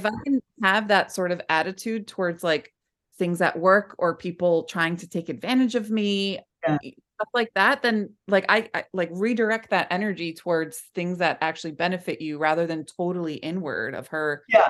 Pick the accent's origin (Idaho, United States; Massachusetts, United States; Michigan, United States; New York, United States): New York, United States; Bronx; I grew up in the Bronx, and a lot of people are like, "Where's your Bronx, …?"